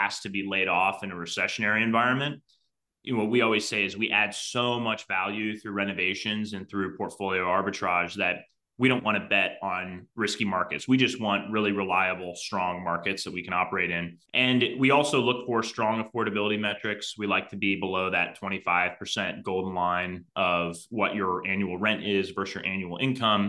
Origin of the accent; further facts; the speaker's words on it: Cleveland, Ohio, United States; growing up in Cleveland, I was about 2 hours drive time from all of these